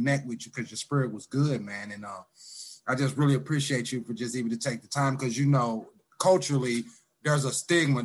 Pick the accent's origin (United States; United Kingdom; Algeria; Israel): United States; St. Louis, Missouri; moved away as an adult; also born or lived in Independence, Missouri / Lee's Summit, Missouri / California; now in Kansas City, United States; Born and raised in South St. Louis